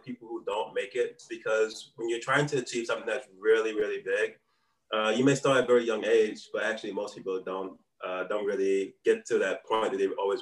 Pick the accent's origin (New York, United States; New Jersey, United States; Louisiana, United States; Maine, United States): Louisiana, United States; New Orleans; now in Taipei, Taiwan; I'm originally from New Orleans, Louisiana.